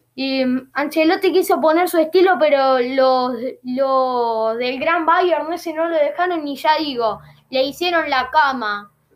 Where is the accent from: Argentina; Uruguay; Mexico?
Argentina; Ya soy argentino